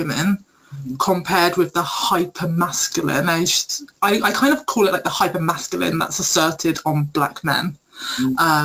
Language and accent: English; United Kingdom; also born or lived in Vancouver; I'm British Jamaican